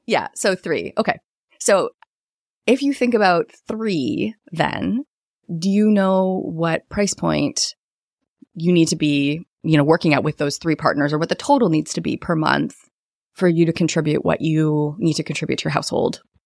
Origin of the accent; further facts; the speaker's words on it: Canada; as a Canadian, so I'm Canadian